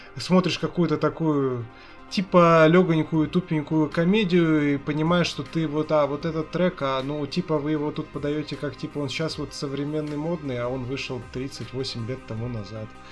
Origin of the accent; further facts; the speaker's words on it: Nizhny Novgorod, Nizhny Novgorod Oblast, Russia; moved away; я ж сам из Нижнего Новгорода изначально